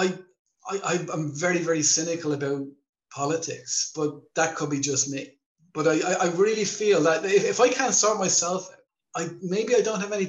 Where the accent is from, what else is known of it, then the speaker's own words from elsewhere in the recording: Ireland; moved away as an adult; now in Thailand; growing up in Ireland as well